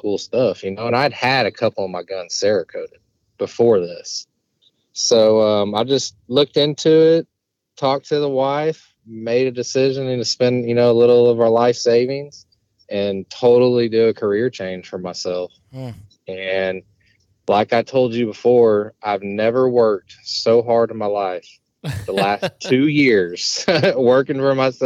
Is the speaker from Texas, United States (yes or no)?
yes; Fort Worth, Texas, United States; moved away as an adult; now in Lafayette, United States; I'm originally from Fort Worth, Texas